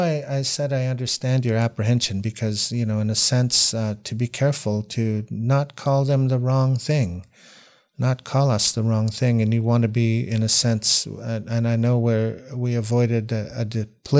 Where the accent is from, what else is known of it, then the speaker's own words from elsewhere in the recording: Washington, United States; also born or lived in Oliver, Canada; I was born in Canada, in Oliver, BC, but as soon as I came out of the hospital, I lived in Washington State. So I was raised mostly in the United States.